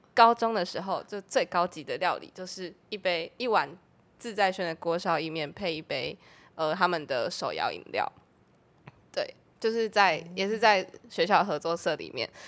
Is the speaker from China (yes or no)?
no; Tainan, Taiwan; moved away as an adult; now in Taipei, Taiwan; 我是台南人嘛，然后是二零二零年上来台北读书